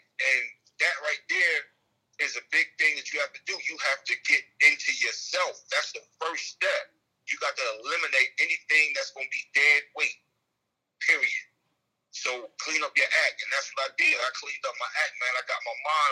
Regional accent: Newark, New Jersey, United States; also born or lived in Dade City, Florida; I grew up in Newark, New Jersey.

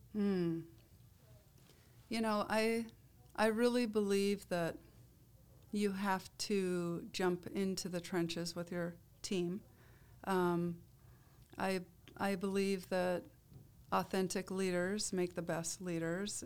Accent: Iowa, United States; I grew up in Iowa

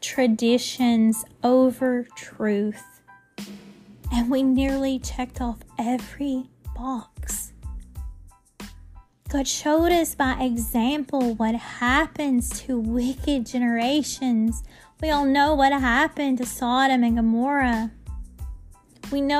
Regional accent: United States; we in our country, we are proud.

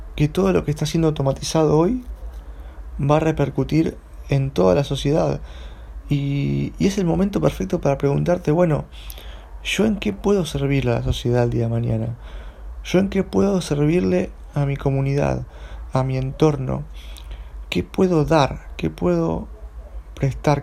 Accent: Buenos Aires, Argentina; yo soy de Buenos Aires

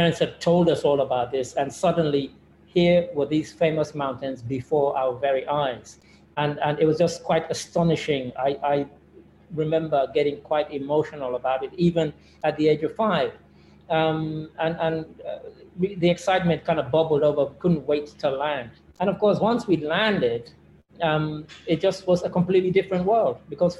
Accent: England, United Kingdom; born there; I was born in England, but at the age of five, my parents had studied.

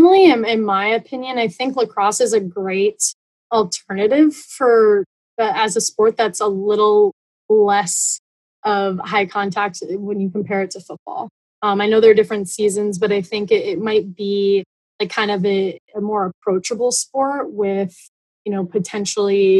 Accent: Connecticut, United States; I grew up in Connecticut

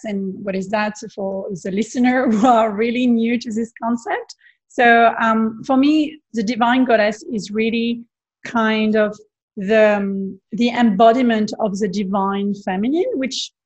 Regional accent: Provence-Alpes-Côte d'Azur, France; English is a second language; moved away as an adult; also born or lived in Bondi Beach, Sydney, Australia; now in Sydney, Australia; I'm originally from France, from the south of France, the beautiful Provence landscape with the beach and Saint-Tropez and all those kind of beautiful places. So I had the privilege to grow up there

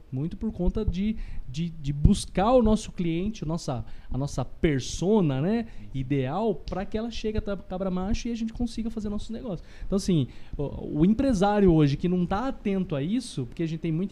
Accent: Botucatu, São Paulo, Brazil; é, eu sou natural aqui de Botuca mesmo, né? Nascido

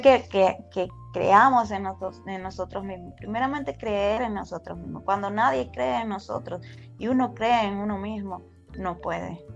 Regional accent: Venezuela; moved away as an adult; now in United States; me gradué como ingeniero químico en una universidad en Venezuela, soy venezolana

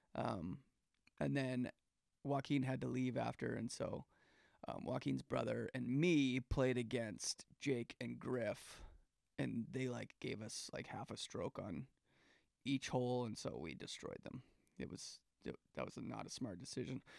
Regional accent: Calgary, Alberta, Canada; now in United States; Calgary, Alberta, where I grew up

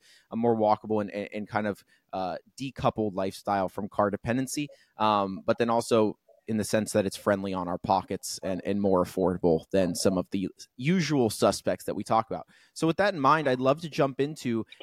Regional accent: Columbus, Ohio, United States; I'm from Columbus, Ohio

